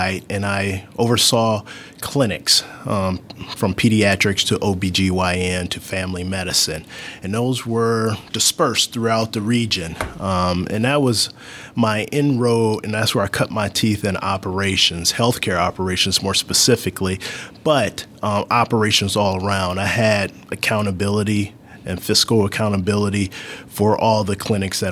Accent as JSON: {"language": "English", "town": "Cleveland", "region": "Ohio", "country": "United States", "also_born_or_lived": "Indianapolis, Indiana", "moved": "as an adult", "lives_now": "Fishers, United States", "said": "I moved to Indianapolis in 2009. I'm originally from Cleveland, Ohio"}